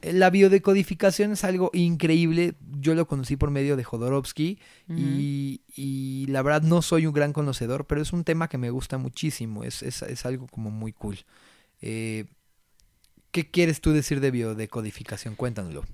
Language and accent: Spanish; Mexico; no saben lo orgulloso que estoy de ser mexicano